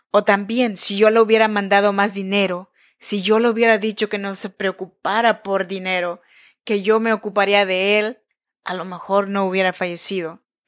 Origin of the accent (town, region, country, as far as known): Chinantec region, Oaxaca, Mexico; born or raised there; moved away as an adult; now in Sacramento, United States